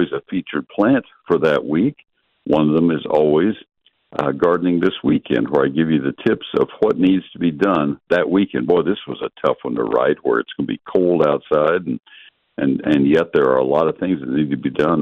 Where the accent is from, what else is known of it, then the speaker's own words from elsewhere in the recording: College Station, Texas, United States; I grew up in College Station.